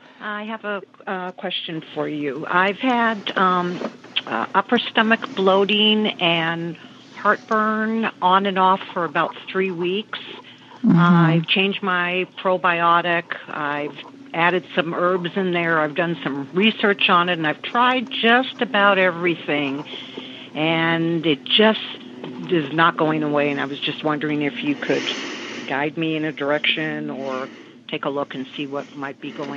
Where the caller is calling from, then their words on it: Palm Springs, California, United States; I'm calling from Palm Springs, California.